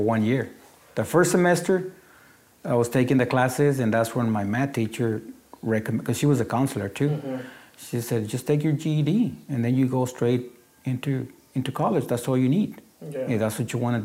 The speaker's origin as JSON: {"language": "English", "country": "Mexico", "tie": "born or raised there", "second_language": "English", "moved": "as an adult", "lives_now": "United States", "said": "When I graduated from high school in Mexico, I came over here and they put me back on ninth grade"}